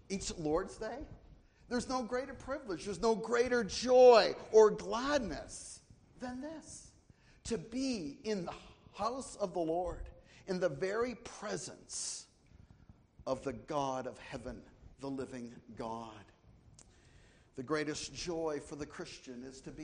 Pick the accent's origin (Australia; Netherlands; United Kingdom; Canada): Canada; moved away as an adult; now in United States; We're from the north, we're from Canada